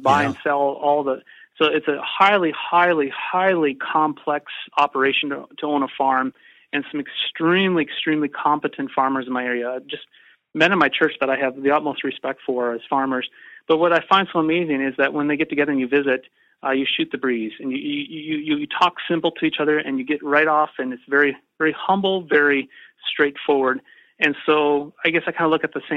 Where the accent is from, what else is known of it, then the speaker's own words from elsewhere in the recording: North Dakota, United States; I grew up in North Dakota, and I will always be a North Dakota boy